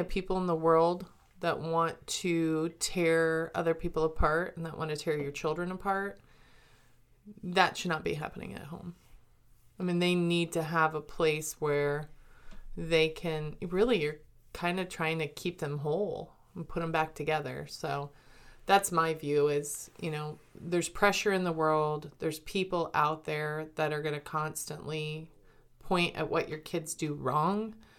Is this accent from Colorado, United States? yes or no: yes; Colorado, United States; born there; also born or lived in Germany; And so I was born in Colorado, but lived all over the United States and lived in Germany. We actually lived in Germany when the Berlin Wall was still up.